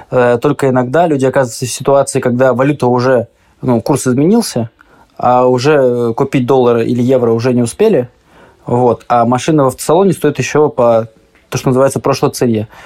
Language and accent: Russian; Russia; я типичный россиянин.